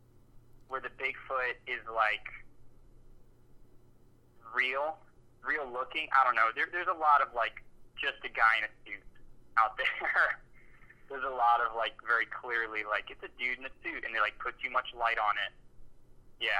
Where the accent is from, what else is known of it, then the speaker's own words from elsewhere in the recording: Georgia, United States; we're from Georgia